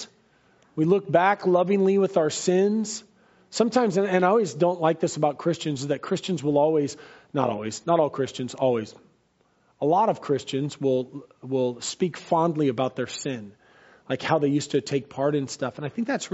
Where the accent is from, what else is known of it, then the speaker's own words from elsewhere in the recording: United States; I love America, and I love being American